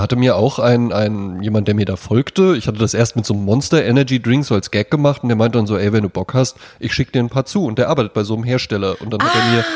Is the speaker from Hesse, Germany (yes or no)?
yes; Central Hesse, Germany; ich komme ja aus Mittelfeld Mittelhessen